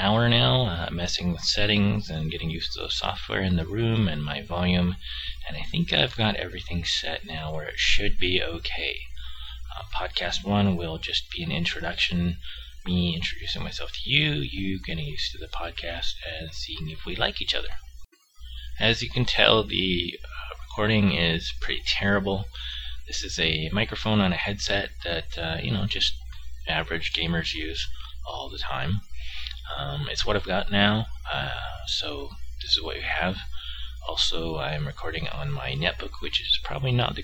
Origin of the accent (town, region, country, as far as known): San Francisco Bay Area, California, United States; born or raised there